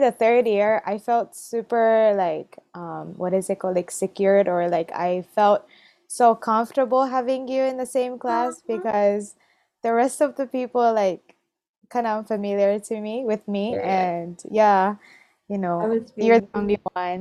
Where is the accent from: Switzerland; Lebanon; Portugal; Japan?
Japan; English is a second language; moved away as an adult; also born or lived in Tokyo / Chiba; now in Hawaii, United States; I was born and raised in Japan.